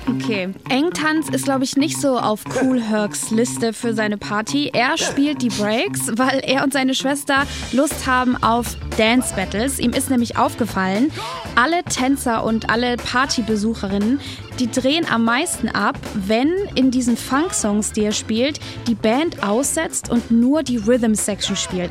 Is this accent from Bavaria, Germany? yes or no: yes; Nuremberg, Bavaria, Germany; in Nürnberg, da wo ich herkomme